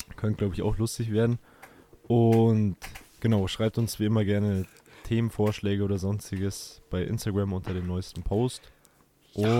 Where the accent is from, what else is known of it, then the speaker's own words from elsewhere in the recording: Bavaria, Germany; bei uns in Bayern